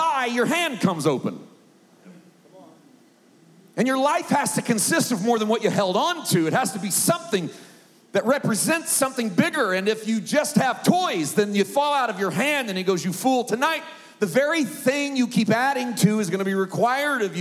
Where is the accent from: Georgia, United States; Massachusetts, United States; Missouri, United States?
Missouri, United States; Poplar Bluff; Southeast Missouri, I was born and raised in Poplar Bluff, Missouri